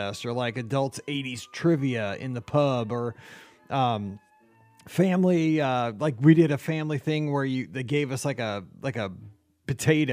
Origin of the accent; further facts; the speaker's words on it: Missouri, United States; I'm from Missouri